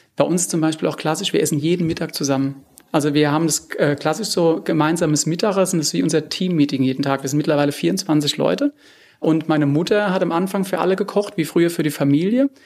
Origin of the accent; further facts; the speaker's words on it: Rheinhessen, Rhineland-Palatinate, Germany; ich komme jetzt aus Rheinhessen